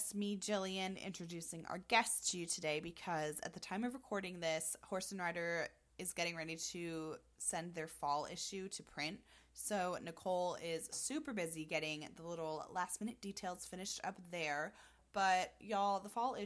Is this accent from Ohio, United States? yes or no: no; Florida, United States; I am from Florida